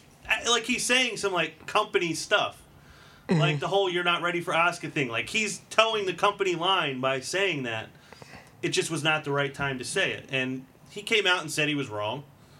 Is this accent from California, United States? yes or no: no; Holmes, Pennsylvania, United States; I'm from Holmes. Holmes